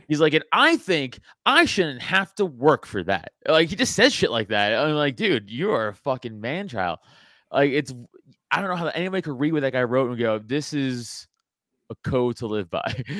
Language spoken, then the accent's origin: English; New York City, New York, United States; I grew up in Staten Island